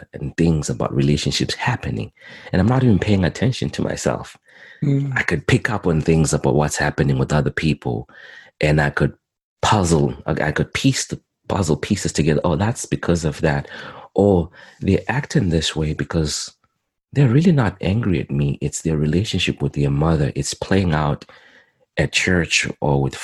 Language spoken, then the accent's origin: English; Zimbabwe; also born or lived in Montreal, Canada; now in Edmonton, Canada; I was born in Zimbabwe, Southern Africa, and I came to Canada in 2001